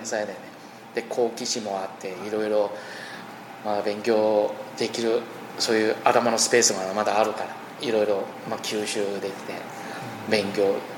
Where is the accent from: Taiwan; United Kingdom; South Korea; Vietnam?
Taiwan; Japanese is a second language; moved away as an adult; 台湾に一応戻ってきました